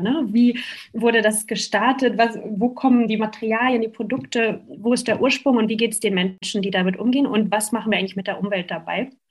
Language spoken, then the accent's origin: German; Germany; bei uns in Deutschland